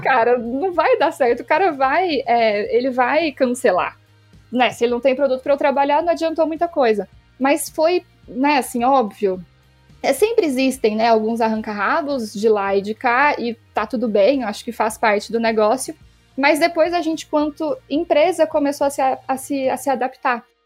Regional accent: Minas Gerais, Brazil; Sou de Minas, então vai ter sotaque

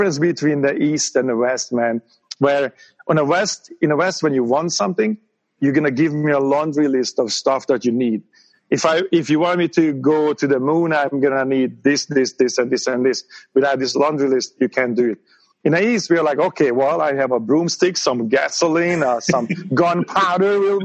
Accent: Hungary; English is a second language; moved away as an adult; now in United States; I grew up in Hungary, you know, at the time this was still a communist country.

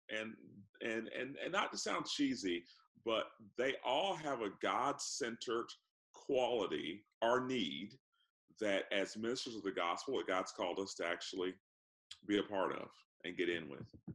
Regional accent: Orlando, Florida, United States; Orlando, Florida

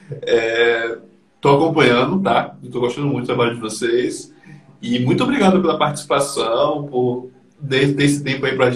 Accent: Freitas, Bahia, Brazil; E eu sou lá de Freitas, Bahia.

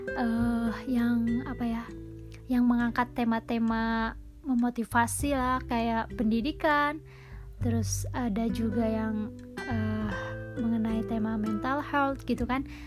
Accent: West Java, Indonesia; accent: Sundanese; logat-, logat-logat Sundanya masih kebawa karena aku orang Sunda

